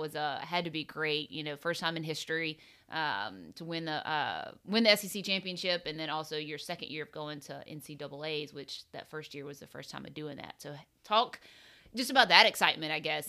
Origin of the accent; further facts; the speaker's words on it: South Carolina, United States; playing junior golf growing up in South Carolina